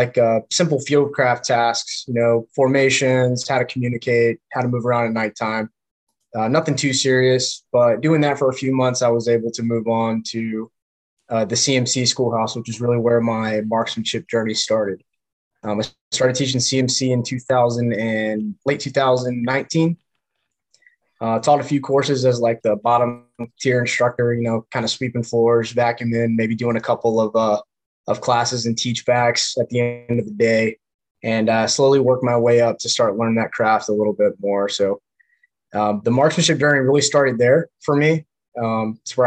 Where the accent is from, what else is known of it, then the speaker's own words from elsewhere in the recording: Grimesland, North Carolina, United States; moved away as an adult; also born or lived in Greenville, North Carolina / Kaneohe Bay, Hawaii; I was born originally in Greenville, North Carolina